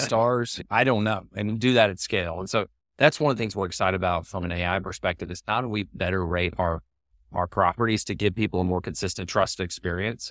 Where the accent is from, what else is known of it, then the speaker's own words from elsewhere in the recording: Birmingham, Alabama, United States; moved away as an adult; also born or lived in San Francisco; I decided to move from Birmingham, my hometown, to San Francisco